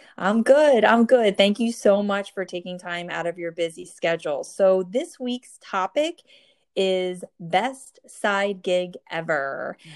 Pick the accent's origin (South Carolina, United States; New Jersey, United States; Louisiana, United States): New Jersey, United States; born or raised there